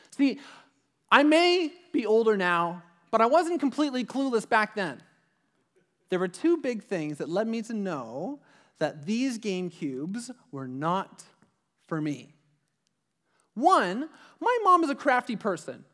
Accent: Ajax, Ontario, Canada; we grew up in the Durham region. I lived, I lived in Ajax

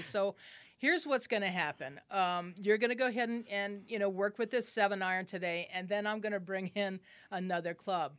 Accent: Albuquerque, New Mexico, United States; I grew up here in Albuquerque

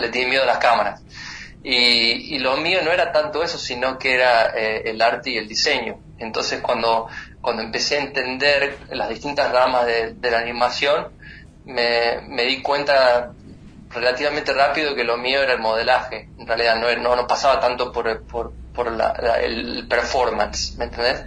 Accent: San Miguel de Tucumán, Tucumán, Argentina; moved away as an adult; also born or lived in Florida, United States; now in United States; yo soy de San Miguel de Tucumán, que es una provincia muy chiquita

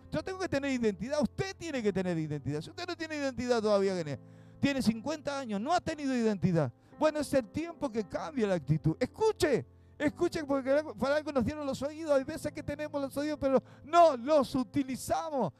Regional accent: Uruguay; aquí en Uruguay

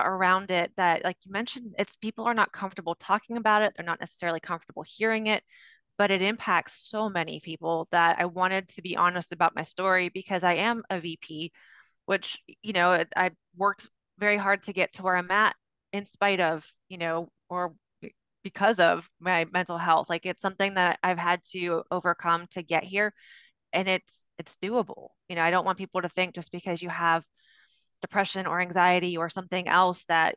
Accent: Pennsylvania, United States; moved away as an adult; now in North Carolina, United States; I grew up in Pennsylvania, and then I moved to North Carolina in 2007

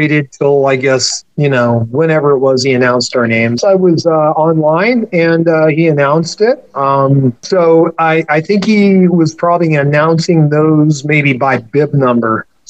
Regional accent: United States; I was born here. I lucked into being an American.

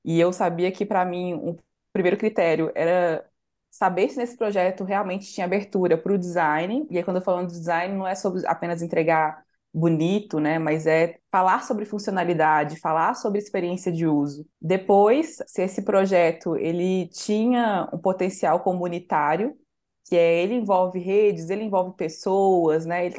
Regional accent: Santa Luzia, Minas Gerais, Brazil; por eu, eu, ter nascido e crescido em Santa Luzia, que é uma região metropolitana

